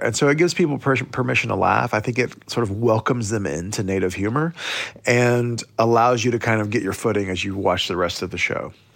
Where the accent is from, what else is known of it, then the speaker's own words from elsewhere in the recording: Oklahoma, United States; growing up in Indian Territory, uh, Oklahoma